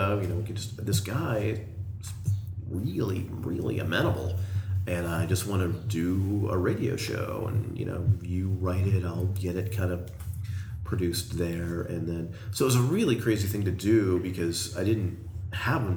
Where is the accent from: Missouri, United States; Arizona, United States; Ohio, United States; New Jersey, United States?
Arizona, United States; I grew up in Arizona with him